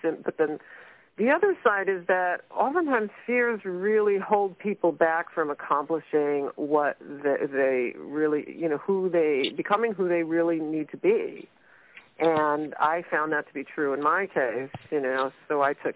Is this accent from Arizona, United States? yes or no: no; New York City, New York, United States; moved away as an adult; now in San Francisco Bay Area, United States; I grew up in Brooklyn, New York, but I moved out to the San Francisco Bay Area when I was 19